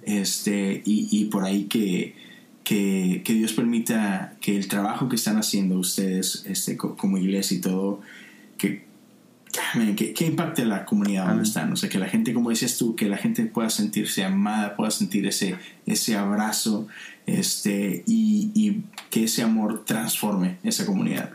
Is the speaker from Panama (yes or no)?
no; Monterrey, Nuevo León, Mexico; now in Houston, United States; Yo soy de Monterrey, es una ciudad en el norte de México